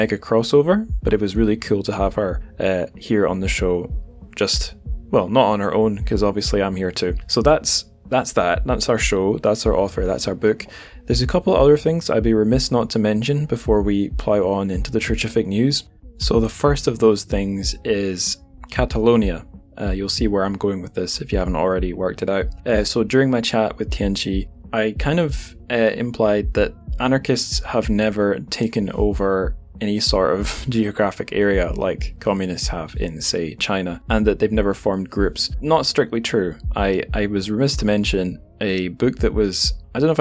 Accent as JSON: {"language": "English", "region": "Scotland", "country": "United Kingdom", "moved": "yes", "lives_now": "England, United Kingdom", "said": "my home country of Scotland"}